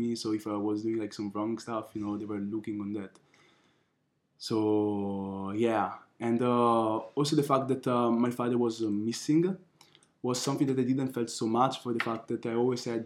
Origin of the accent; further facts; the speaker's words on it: Milan, Lombardy, Italy; also born or lived in Nigeria (ancestry) / Ghana (ancestry); now in Budapest, Hungary; I was born in Italy. My parents from Africa. My mother from Nigeria and my father from Ghana